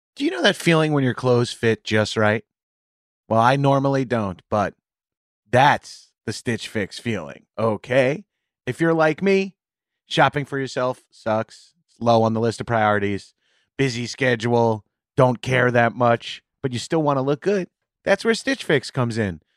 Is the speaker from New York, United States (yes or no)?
yes; New York, United States; I grew up in New York in the 90s and 2000s